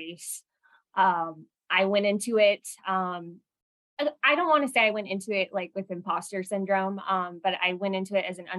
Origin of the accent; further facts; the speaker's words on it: San Diego, California, United States; moved away as an adult; also born or lived in Detroit; I am originally from San Diego, California.